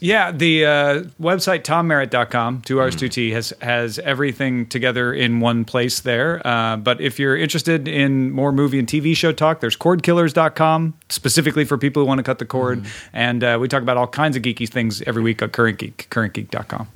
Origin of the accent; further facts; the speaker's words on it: Greenville, Illinois, United States; I grew up in a small town in Southern Illinois